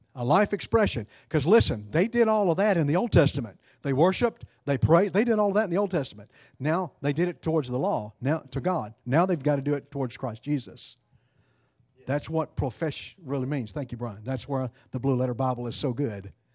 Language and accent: English; East Texas, United States; I'm from East Texas.